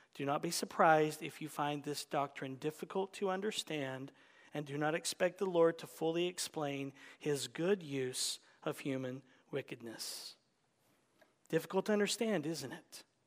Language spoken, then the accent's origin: English; United States; We're American